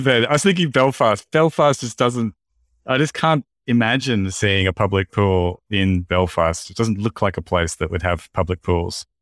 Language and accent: English; Australia; in Australia too, like, uh, when I was at primary school